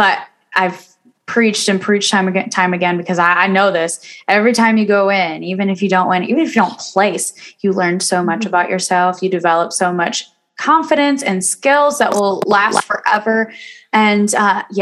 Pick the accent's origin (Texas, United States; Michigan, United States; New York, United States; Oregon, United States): Michigan, United States; Kalamazoo; my hometown